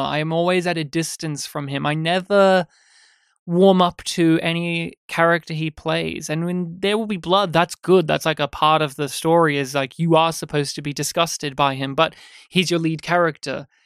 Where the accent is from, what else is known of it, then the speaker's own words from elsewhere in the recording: Australia; me having grown up as an Australian